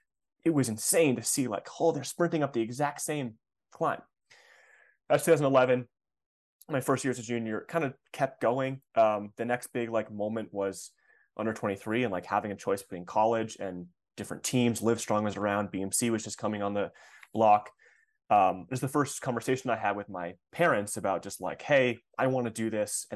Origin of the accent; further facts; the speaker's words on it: Ann Arbor, Michigan, United States; a advertising agency in Ann Arbor, where I grew up in Michigan